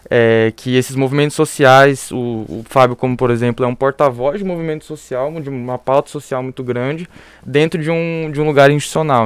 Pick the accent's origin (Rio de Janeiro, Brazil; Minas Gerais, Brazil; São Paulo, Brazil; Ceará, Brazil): São Paulo, Brazil; interior of; eu sou do interior de São Paulo